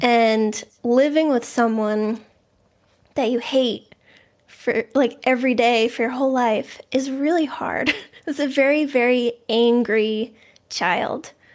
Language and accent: English; Boston, Massachusetts, United States; I grew up in the Boston area. Um, I've always lived here